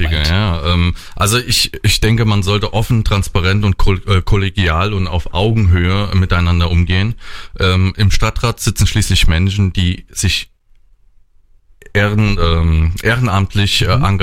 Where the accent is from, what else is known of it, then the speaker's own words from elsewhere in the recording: Bad Kreuznach, Rhineland-Palatinate, Germany; Ja, Bad Kreuznach ist meine Heimat. Hier bin ich aufgewachsen, zur Schule gegangen und lebe hier sehr gerne.